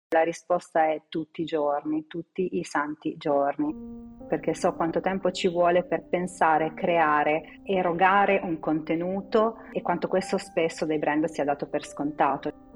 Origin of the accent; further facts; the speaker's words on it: Città di Castello, Umbria, Italy; Io sono nata in Umbria, quella che chiamo la mia profonda Louisiana, a Città di Castello